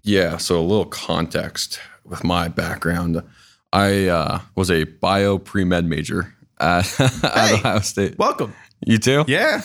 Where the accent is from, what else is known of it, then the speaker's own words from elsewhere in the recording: Canada; moved away as an adult; I'm actually from Canada